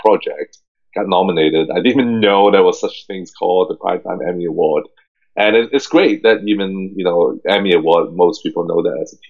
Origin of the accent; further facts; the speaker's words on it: Hong Kong; English is a second language; now in United States; I grew up in a super small city, especially in a Chinese, kind of British Chinese environment